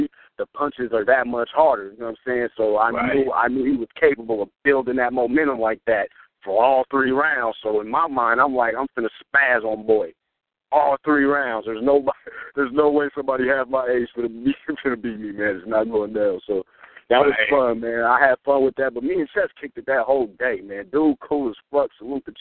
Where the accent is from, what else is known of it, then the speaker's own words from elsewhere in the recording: Nebraska, United States; I'm from Nebraska.